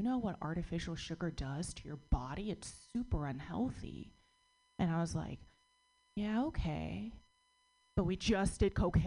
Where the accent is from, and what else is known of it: United States; born or raised there